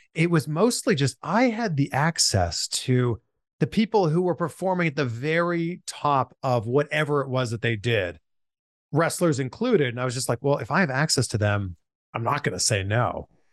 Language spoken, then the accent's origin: English; Pickering, Ontario, Canada; born or raised there; moved away as an adult; now in United States